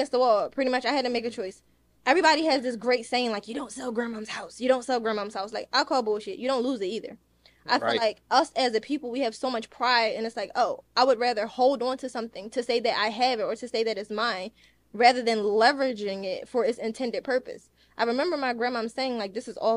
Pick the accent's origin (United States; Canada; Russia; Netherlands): United States; Philadelphia, Pennsylvania; I'm from Philadelphia